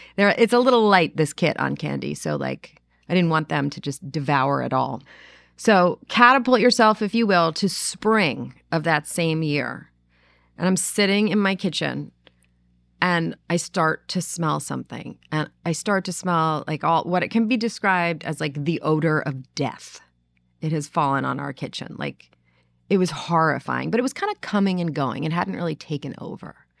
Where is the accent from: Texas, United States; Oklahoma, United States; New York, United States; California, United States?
New York, United States; New York City; moved away; growing up in New York City, we had a lot of mice